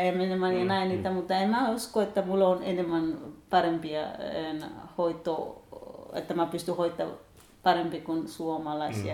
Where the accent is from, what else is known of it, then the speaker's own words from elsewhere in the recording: Kenya; Finnish is a second language; moved away as an adult; now in Kokkola, Finland; Mä oon 31-vuotias kenialainen nainen